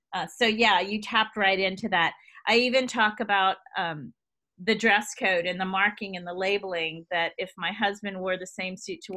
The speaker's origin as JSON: {"language": "English", "region": "the South", "country": "United States", "also_born_or_lived": "Boston", "moved": "as an adult", "said": "I'm from the South"}